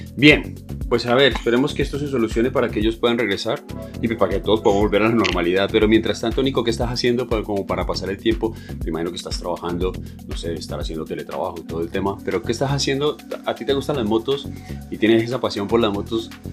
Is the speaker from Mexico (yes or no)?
no; Colombia; nosotros venimos de Colombia